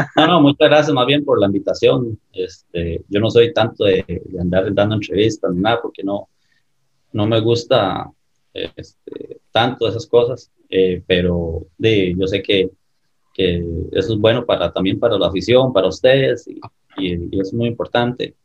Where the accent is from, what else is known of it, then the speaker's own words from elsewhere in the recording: Escazú, San José, Costa Rica; me crié en, Escazú, en el Atlético de Escazú